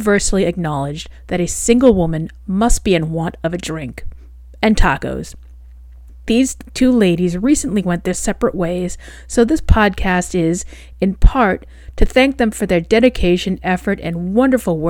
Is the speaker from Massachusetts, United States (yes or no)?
yes; Massachusetts, United States; moved away as an adult; now in Rhode Island, United States; I grew up in Massachusetts in the United States, and I live in Rhode Island now